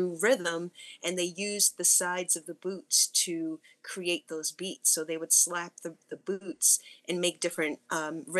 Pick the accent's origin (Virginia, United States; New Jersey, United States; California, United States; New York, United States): New Jersey, United States; Newark; also born or lived in Western Massachusetts; growing up in Newark, New Jersey